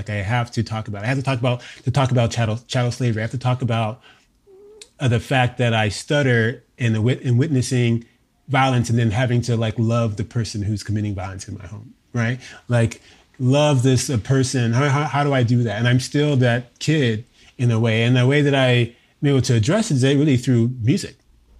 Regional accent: Hawaii, United States; So, you know, I was raised in Hawaii, in Oahu, a son of a military father.

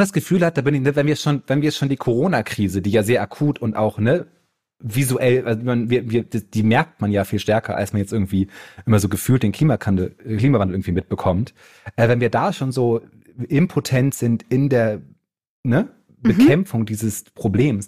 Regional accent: Bremen, Germany; Ich komme ja aus Bremen

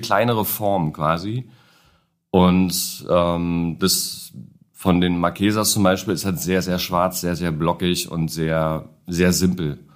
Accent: Niemegk, Brandenburg, Germany; moved away as an adult; now in Berlin, Germany; ursprünglich aus dem Umland von Berlin, ähm, Stunde entfernt

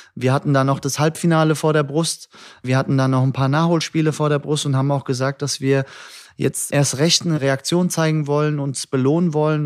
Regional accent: Hattersheim, Hesse, Germany; also born or lived in Frankfurt (Nieder-Eschbach, Höchst, Bockenheim) / Liederbach; geboren im Nordwestkrankenhaus, ersten zwei Lebensjahre in Niedereschbach, dann über Höchst unter Liederbach nach Hattersheim und dann nach Bockenheim

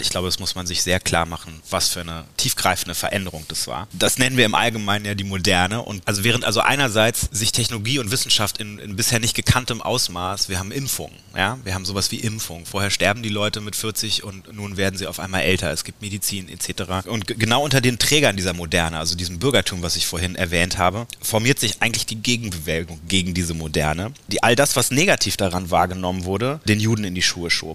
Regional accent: Berlin, Germany; ich bin in Berlin geboren und aufgewachsen, klassischer Insulaner, also in Westberlin groß geworden

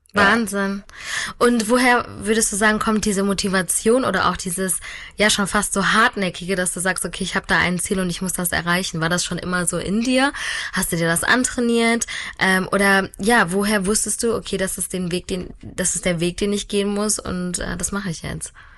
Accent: France; Ich als Französin

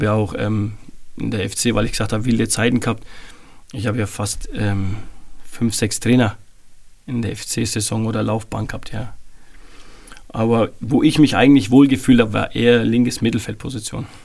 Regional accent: Bavaria, Germany; äh, vom Bergel, wo ich aufgewachsen bin, den Jungs, ja, wir waren drei, vier Mann, wo wir halt zwei Jahre in Euerbach gespielt haben.

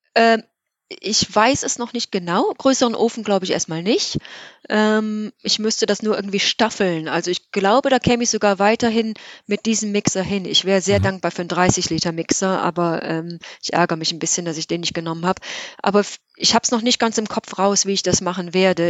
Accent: Geilenkirchen, North Rhine-Westphalia, Germany; now in Cork, Ireland; von meiner Kindheit in Geilenkirchen

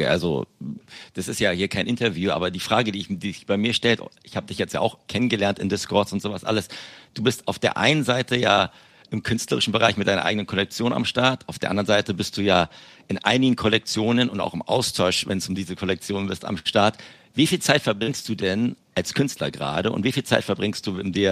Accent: Berlin, Germany; accent: Berlin; Also ich mein, mein Berlinerin, mein Berliner Akzent ist, glaube ich, relativ schlecht derzeit.

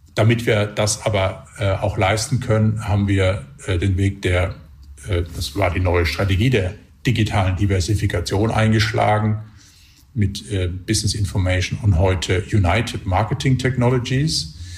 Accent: Electoral Palatinate, near Heidelberg, Baden-Württemberg, Germany; now in Switzerland; ich bin äh, ursprünglich äh, Kurpfälzer und der Nähe von Heidelberg aufgewachsen

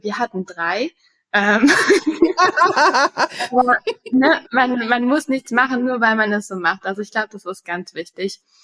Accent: Berlin, Germany; moved away as an adult; also born or lived in United States; ich bin gebürtige Berlinerin und habe viele Jahre im Ausland gelebt.

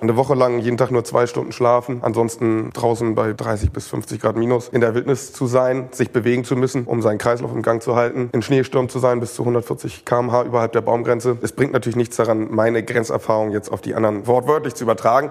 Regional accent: Hamburg, Germany; Also ich bin ganz normal in Hamburg groß geworden

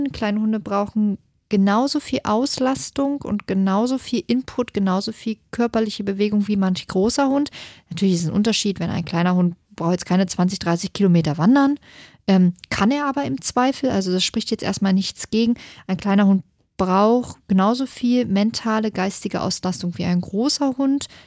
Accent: Hanover, Lower Saxony, Germany; Das ist bei uns in Hannover ein Stadtteil

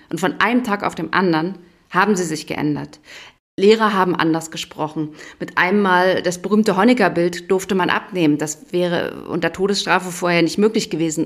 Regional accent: Berlin, Brandenburg, Germany; now in Memmingen, Germany; ich komme aus Brandenburg, Berlin

